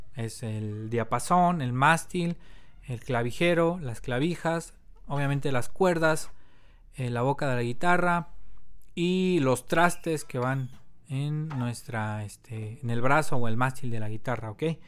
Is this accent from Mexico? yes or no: yes; Mexico; also born or lived in Mexico City; soy obviamente mexicano, vivo aquí en la Ciudad de México